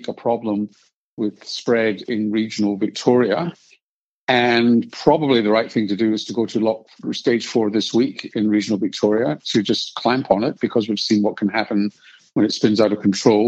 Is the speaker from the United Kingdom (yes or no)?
yes; Scotland, United Kingdom; now in Australia; being born Scottish and Jewish